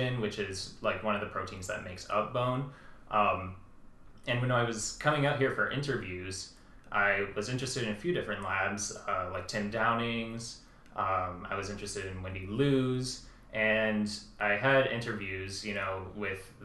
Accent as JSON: {"language": "English", "town": "Ann Arbor", "region": "Michigan", "country": "United States", "tie": "born or raised there", "also_born_or_lived": "Ottawa, Canada", "said": "I was only 1 year old, and then I grew up in Ann Arbor, Michigan"}